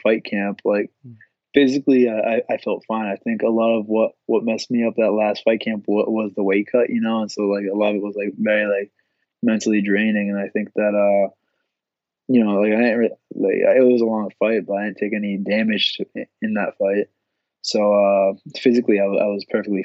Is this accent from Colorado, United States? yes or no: no; Boston, Massachusetts, United States; I'm finally, like, in my hometown.